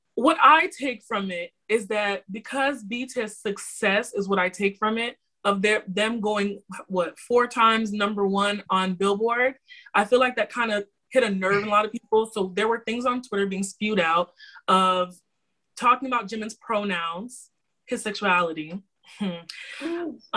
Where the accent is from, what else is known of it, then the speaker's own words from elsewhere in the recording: Florida, United States; I am from Florida. City boy originates from here